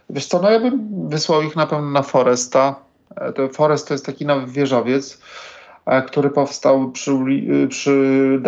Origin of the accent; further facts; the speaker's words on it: Warsaw, Masovian Voivodeship, Poland; now in Bemowo, Poland; Także, no ja w ogóle pochodzę z Woli.